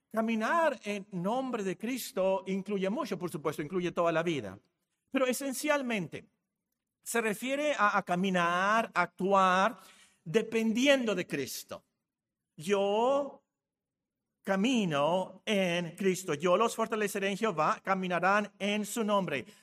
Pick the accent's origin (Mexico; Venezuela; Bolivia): Mexico; Hermosillo, Sonora; also born or lived in Guerrero, Mexico / Culiacán, Mexico / Phoenix, United States; yo soy de Hermosillo, yo llegué aquí en 1968. Eh, ¿Pero por qué hablas así? Bueno, resulta que yo nací en Guerrero de casualidad porque mi papá trabajaba ahí y luego viví en Sinaloa, eh, en Culiacán, y luego viví aquí en Hermosillo, y luego viví en Phoenix